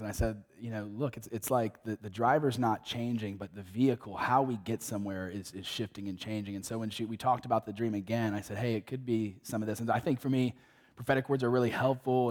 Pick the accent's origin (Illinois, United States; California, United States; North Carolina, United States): North Carolina, United States; moved away; visit my parents in North Carolina at the beach just to get eight days away, um, in my hometown